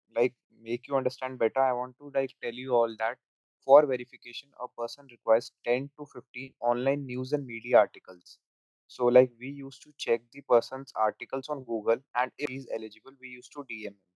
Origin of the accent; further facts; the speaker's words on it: Delhi, India; I am from Delhi.